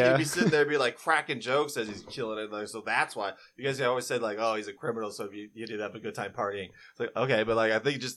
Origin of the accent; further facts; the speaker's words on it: United States; I'm American.